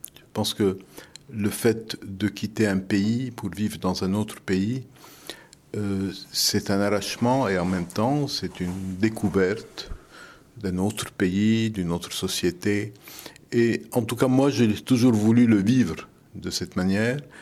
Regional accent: Lebanon; French is a second language; now in France; dans ma jeunesse au Liban

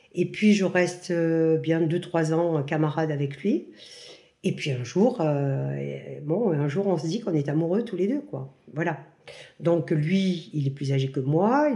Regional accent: Marseille, Provence-Alpes-Côte d'Azur, France; moved away as an adult; now in Pont-en-Royan, France; je suis de Marseille, mais actuellement je vis depuis ce Covid à la campagne de Le Vercors, à Pont-en-Royan

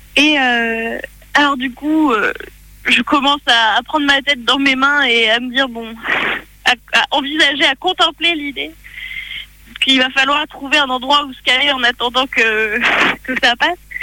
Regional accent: France; je viens de France.

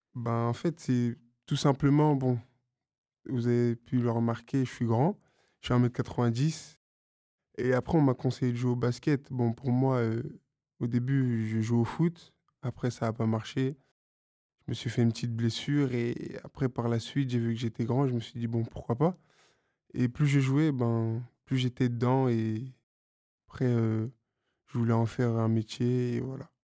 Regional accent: Paris, Île-de-France, France; Je viens de Paris. Paris. Bon, je suis né Paris

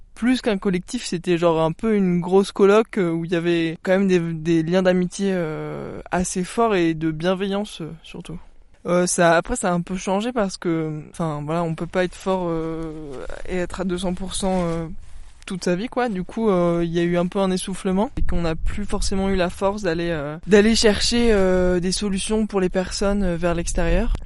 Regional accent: Briançon, Provence-Alpes-Côte d'Azur, France; J'ai grandi à Briançon

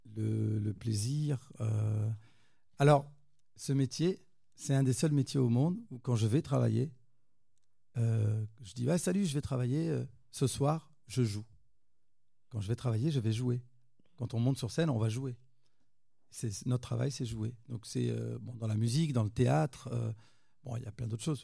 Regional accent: Roubaix, Hauts-de-France, France; je viens de Roubaix, hein. c'est là où je suis né, où j'ai grandi, à Roubaix dans le nord de la France, donc euh, à côté de Lille

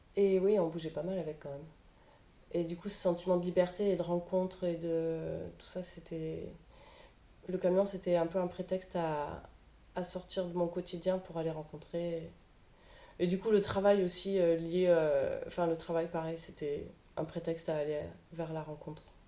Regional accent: Marseille, Provence-Alpes-Côte d'Azur, France; je suis une Marseillaise née à Marseille et grandie à Marseille

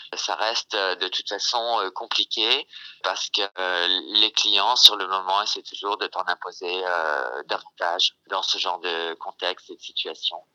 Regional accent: France; moi, ça va bien en tant que Française

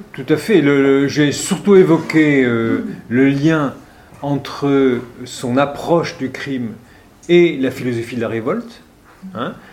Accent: Oran, Oran Province, Algeria; moved away; je suis originaire de, d'Algérie

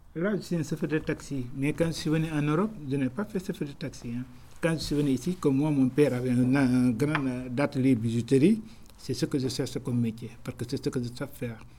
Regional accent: Dakar, Senegal; quand j'ai grandi à Dakar

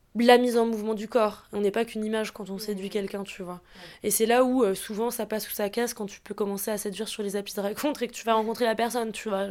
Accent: Alsace, Grand Est, France; je suis alsacienne

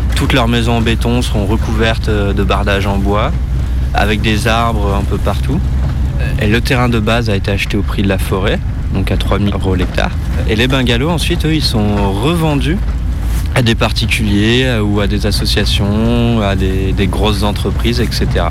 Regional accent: Romans-sur-Isère, Auvergne-Rhône-Alpes, France; also born or lived in Notre-Dame-des-Landes; now in Roybon, France; Je suis originaire de Romans, euh, juste à côté d'ici.

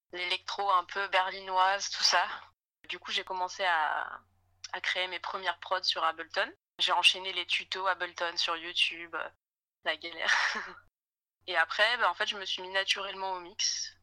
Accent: Toulon, Provence-Alpes-Côte d'Azur, France; je viens du sud de la France, vers Toulon

